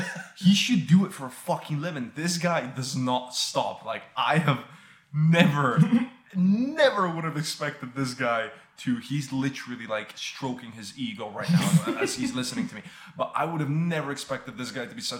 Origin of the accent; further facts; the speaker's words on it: Bulgaria; now in United Kingdom; for me in Bulgaria